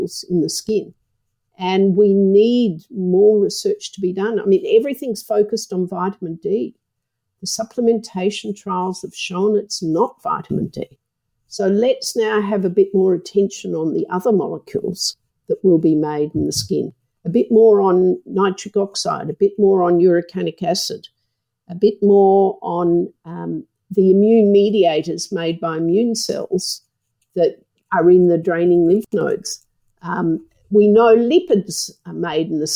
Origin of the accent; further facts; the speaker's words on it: Australia; I'm an Australian